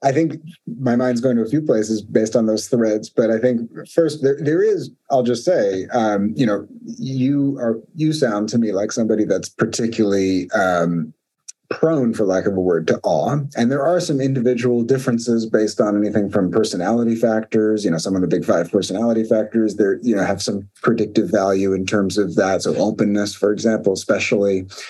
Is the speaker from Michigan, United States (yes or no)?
no; New York City, New York, United States; moved away as an adult; also born or lived in East Coast; now in San Francisco Bay Area, United States; I grew up in Brooklyn, New York, which for listeners is a little different than California. I moved out to California in the US